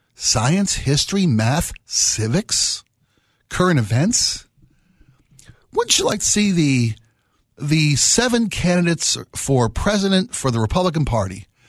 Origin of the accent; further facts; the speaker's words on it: Maryland, United States; I was born and raised in Maryland